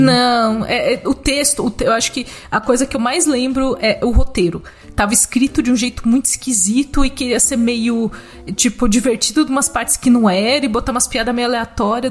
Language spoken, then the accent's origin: Portuguese; Brazil; como brasileiro, que fala português, não fala espanhol